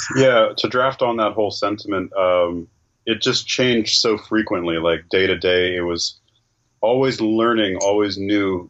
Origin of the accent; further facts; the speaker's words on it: Northern California, United States; I'm from Northern California.